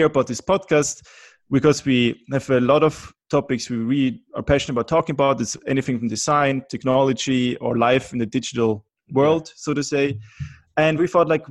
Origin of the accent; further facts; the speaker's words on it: Vienna, Austria; also born or lived in Germany; now in Helsinki, Finland; I'm originally from Austria, Vienna, but I currently live in Helsinki, which is in Finland.